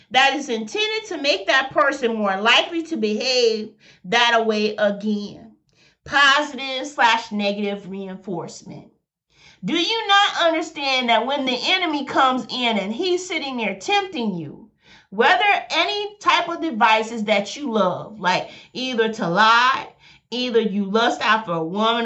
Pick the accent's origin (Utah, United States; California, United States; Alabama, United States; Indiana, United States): Alabama, United States; Birmingham; I'm from Birmingham, Alabama